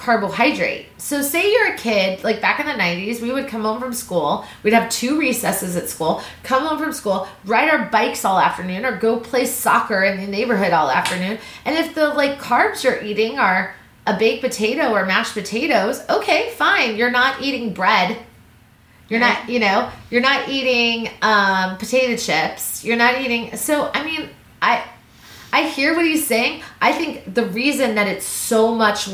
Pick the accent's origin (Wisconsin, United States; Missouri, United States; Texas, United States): Missouri, United States; I grew up in Missouri.